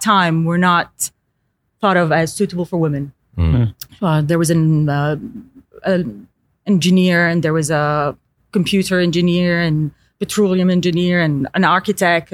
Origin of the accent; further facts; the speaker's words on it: Eastern Province, Saudi Arabia; moved away as an adult; also born or lived in San Francisco, United States / Los Angeles, United States / Paris, France; I grew up in the East Coast, Eastern Province.